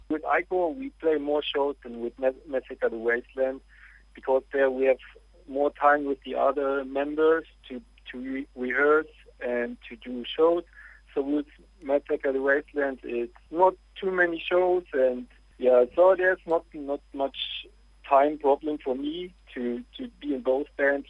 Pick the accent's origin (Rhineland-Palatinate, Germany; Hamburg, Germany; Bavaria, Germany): Rhineland-Palatinate, Germany; Trier; We are from Germany, and the city is called Trier